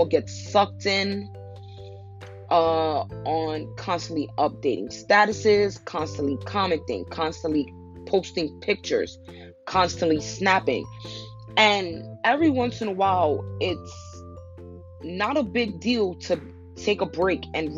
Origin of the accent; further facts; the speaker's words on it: New York, United States; I'm from New York.